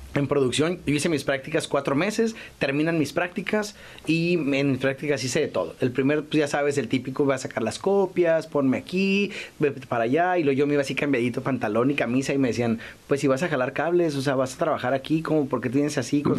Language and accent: Spanish; Ensenada, Baja California, Mexico; Yo estaba en Ensenada, porque soy de Ensenada